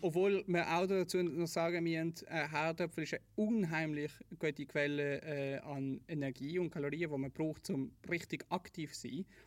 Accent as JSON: {"language": "German", "country": "Switzerland", "tie": "born or raised there", "said": "ich bin in der Schweiz aufgewachsen, in einer Wohnung gegenüber von einem Park."}